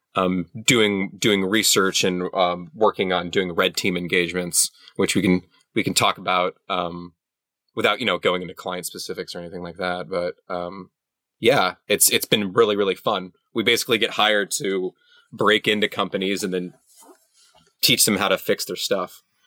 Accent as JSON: {"language": "English", "town": "San Antonio", "region": "Texas", "country": "United States", "tie": "born or raised there", "said": "I grew up in San Antonio"}